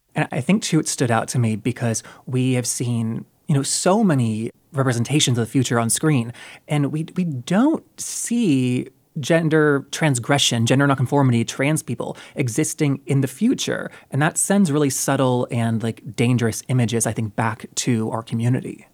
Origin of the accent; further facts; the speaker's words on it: North Carolina, United States; I'm from North Carolina